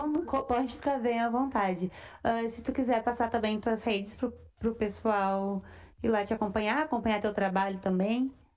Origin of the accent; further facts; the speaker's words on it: Rio Grande do Sul, Brazil; somos gaúchos